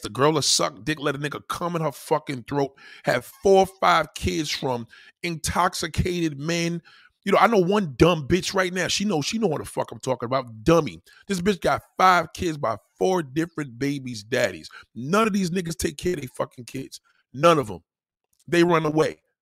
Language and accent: English; New York City, New York, United States; I'm a New Yorker.